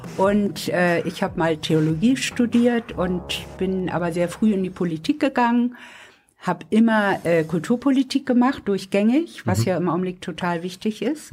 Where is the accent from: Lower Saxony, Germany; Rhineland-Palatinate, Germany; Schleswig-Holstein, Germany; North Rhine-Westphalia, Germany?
Schleswig-Holstein, Germany; Lübeck; moved away; also born or lived in Hamburg; Ich bin in Lübeck geboren